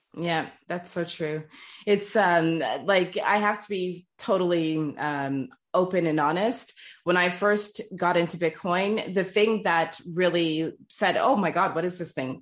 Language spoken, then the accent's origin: English; Toronto, Ontario, Canada; first language English; moved away as an adult; also born or lived in Trinidad and Tobago; now in France; born and raised in Toronto. My family's from Trinidad and Tobago. English is my first language.